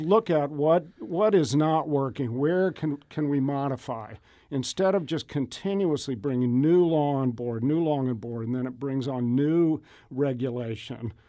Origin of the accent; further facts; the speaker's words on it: Edwardsville, Illinois, United States; also born or lived in Provo, Utah / Brazil; My family grew up in Edwardsville